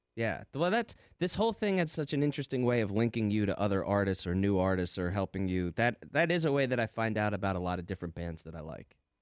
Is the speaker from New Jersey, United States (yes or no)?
yes; New Jersey, United States; I'm from Jersey